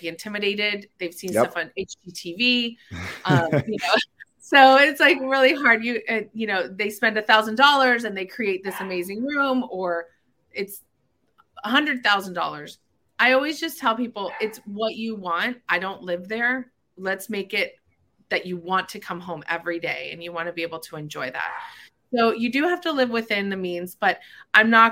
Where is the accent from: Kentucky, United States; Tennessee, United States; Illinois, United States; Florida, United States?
Florida, United States; Miramar; also born or lived in Cooper City, Florida; I've been in South Florida my whole life. I went to Cooper City High School. I grew up mainly in Miramar